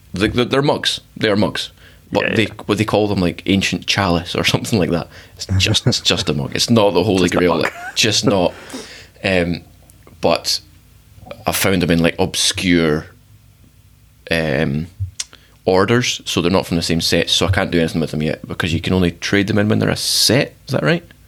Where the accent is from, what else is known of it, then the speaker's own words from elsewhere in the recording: Scotland, United Kingdom; I'm from Scotland